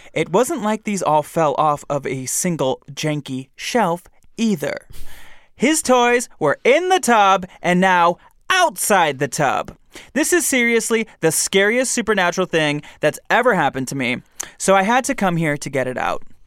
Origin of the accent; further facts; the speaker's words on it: Michigan, United States; I'm from Michigan